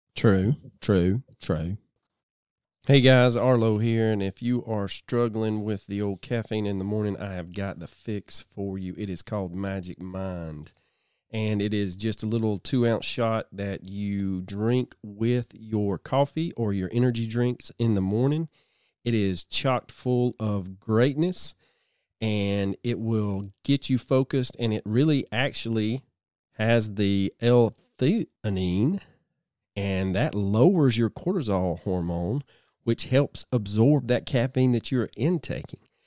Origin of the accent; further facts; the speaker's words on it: the South, United States; growing up in the South